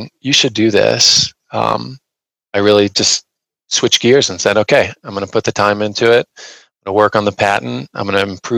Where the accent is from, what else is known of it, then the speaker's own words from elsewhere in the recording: Indiana, United States; also born or lived in Ohio; I grew up in Indiana, Midwest kid